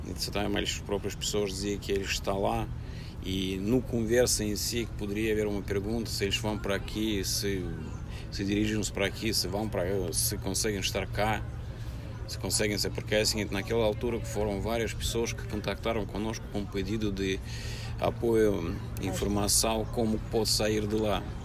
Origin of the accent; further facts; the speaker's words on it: Russia; Portuguese is a second language; moved away as an adult; now in Portugal; eu sou russo, sim, eu sou russo